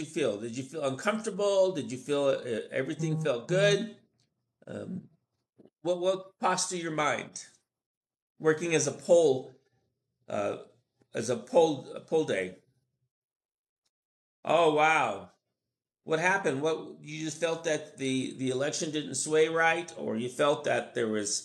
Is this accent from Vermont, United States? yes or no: no; Arizona, United States; moved away as an adult; also born or lived in Oregon / Washington / California / Portland, Oregon; now in Mexico City, Mexico; I was born and raised in Arizona